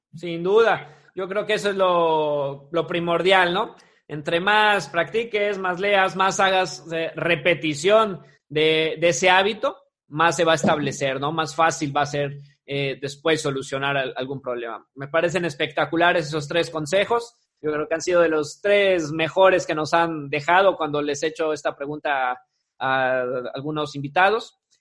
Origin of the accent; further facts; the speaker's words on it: Mexico; esa parte cultural de como mexicanos